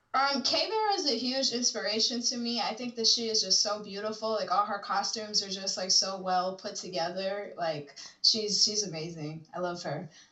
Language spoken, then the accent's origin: English; Chicago, Illinois, United States; moved away as an adult; I'm from Chicago, but I moved here from Chicago maybe like a year and a half ago